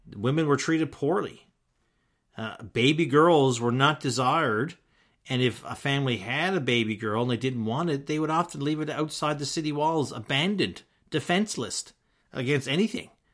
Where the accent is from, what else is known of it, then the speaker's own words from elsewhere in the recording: Newfoundland and Labrador, Canada; myself growing up in Newfoundland